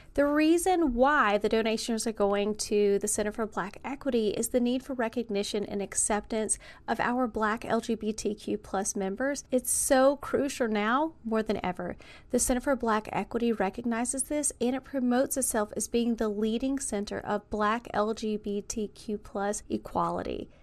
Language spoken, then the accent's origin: English; the South, United States; I was raised in the South